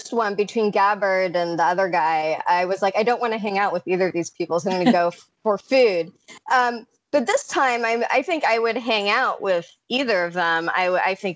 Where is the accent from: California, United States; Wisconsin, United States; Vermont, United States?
California, United States; I'm from California